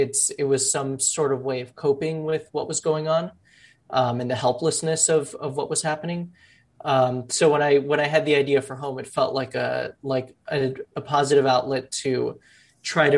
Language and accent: English; Miami, Florida, United States; now in New York, United States; I was born in Miami. One side of my family is Cuban refugees. The other side of my family are, formerly undocumented Colombian immigrants. And growing up in Miami